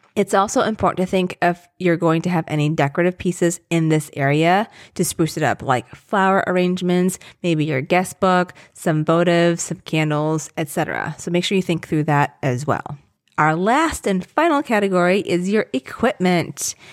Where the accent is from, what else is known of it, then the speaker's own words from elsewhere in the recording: Southern Virginia, United States; moved away; I grew up in Southern Virginia